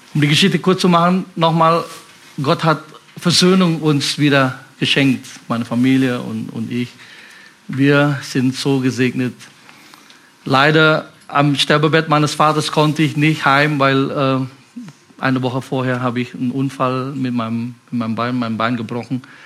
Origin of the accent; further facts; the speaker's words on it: Indonesia; German is a second language; moved away as an adult; now in Germany; Ich komme aus Indonesien, bin so mit, mit 19 hier nach Deutschland gekommen, bin chinesischer Abstammung.